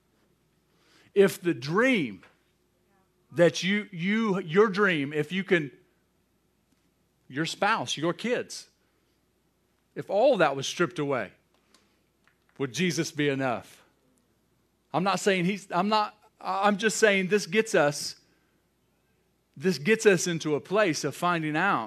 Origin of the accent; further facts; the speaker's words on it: United States; I'm an American. I'm not going to apologize for that. I'm grateful that I was born in this country.